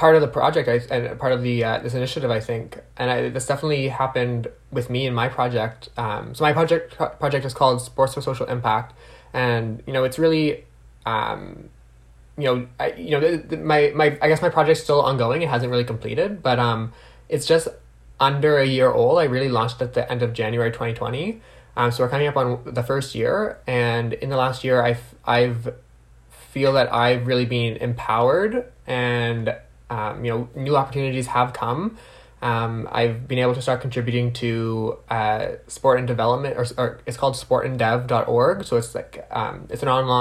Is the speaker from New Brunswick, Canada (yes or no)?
yes; New Brunswick, Canada; now in Ottawa, Canada; I'm originally from New Brunswick, so I do like to shout out to my East Coast family